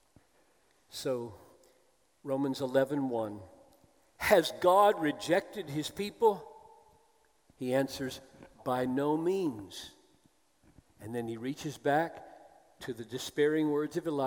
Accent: the South, United States; as an American who grew up in the South

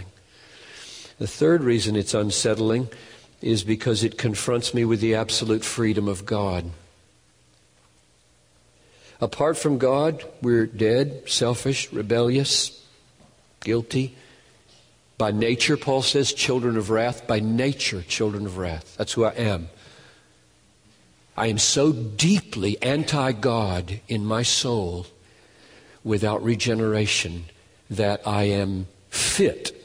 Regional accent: United States; We're Americans

